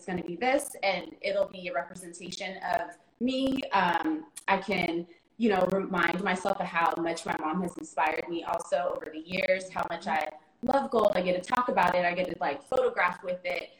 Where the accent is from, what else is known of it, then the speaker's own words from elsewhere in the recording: Bay Area, California, United States; moved away as an adult; now in New York, United States; I'm from the Bay Area, but I currently reside in New York. Born and raised in the Bay Area